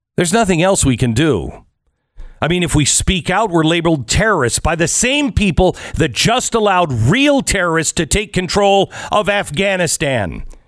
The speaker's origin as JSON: {"language": "English", "country": "United States", "said": "I'm an American"}